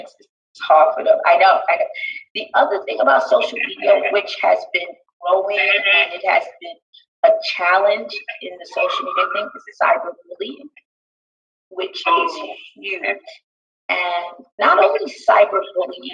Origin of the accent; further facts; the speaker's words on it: New York City, New York, United States; I was born and raised in Brooklyn